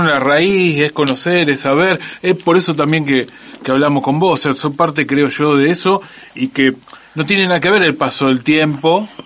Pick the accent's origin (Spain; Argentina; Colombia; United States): Argentina; Rosario, Santa Fe